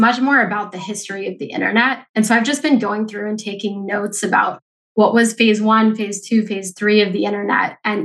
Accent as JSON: {"language": "English", "town": "Denver", "region": "Colorado", "country": "United States", "tie": "born or raised there", "also_born_or_lived": "San Francisco / Mexico City", "moved": "yes", "lives_now": "New York City, United States", "said": "I grew up in Denver"}